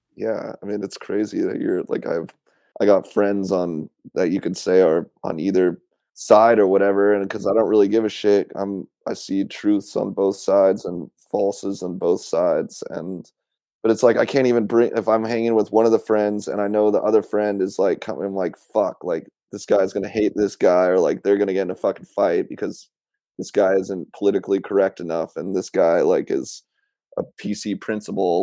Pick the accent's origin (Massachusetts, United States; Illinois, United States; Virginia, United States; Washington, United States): Washington, United States; Issaquah; also born or lived in Portland, Oregon / Camas, Washington; I grew up in Issaquah, Washington